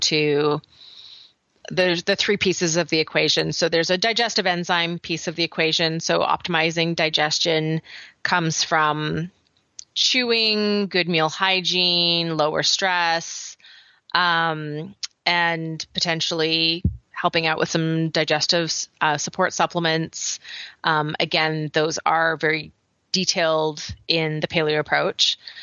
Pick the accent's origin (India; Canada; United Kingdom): Canada; accent: Canadian; moved away as an adult; now in United States; my Canadian accent